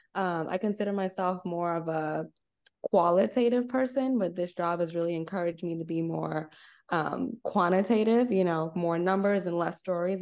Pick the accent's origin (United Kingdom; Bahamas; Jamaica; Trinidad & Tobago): Bahamas; Nassau, New Providence; moved away as an adult; also born or lived in Arkansas, United States; now in United States; I'm originally from Nassau, Bahamas, born and raised.